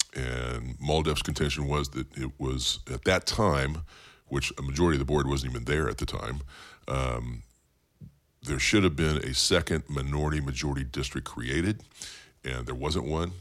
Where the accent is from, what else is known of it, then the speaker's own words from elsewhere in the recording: Bakersfield, California, United States; also born or lived in San Jose; I was born in Bakersfield, born and raised in Bakersfield